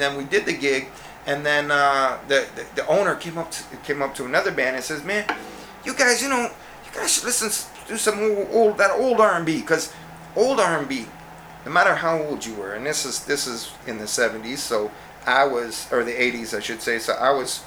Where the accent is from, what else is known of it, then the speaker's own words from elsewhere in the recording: Canada; being Canadian